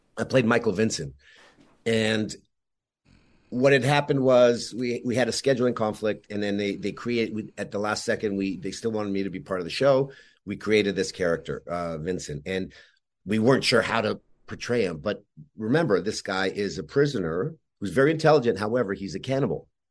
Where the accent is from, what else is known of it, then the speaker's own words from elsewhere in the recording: Montreal, Quebec, Canada; even though I was born in Montreal, everybody else in my family was born in, in Yugoslavia.